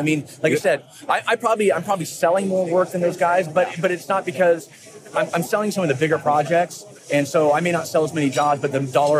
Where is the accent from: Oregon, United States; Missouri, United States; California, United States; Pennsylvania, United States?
Oregon, United States; south of Portland; I was born in Portland, grew up south of Portland, and then ended up moving back.